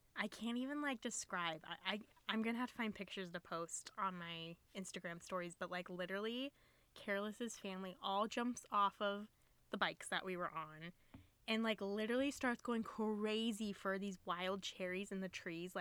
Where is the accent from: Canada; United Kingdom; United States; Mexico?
United States; Ohio; from Ohio